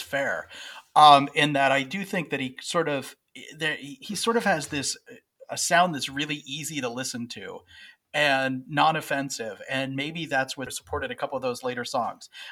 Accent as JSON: {"language": "English", "region": "West Virginia", "country": "United States", "said": "I'm from West Virginia"}